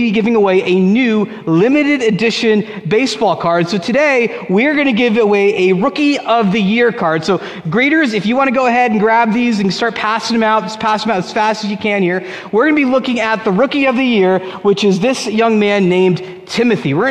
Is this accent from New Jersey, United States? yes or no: yes; Union, New Jersey, United States; when I was a kid, 1989, I was 8 years old, and I tried out for Little League in Union, New Jersey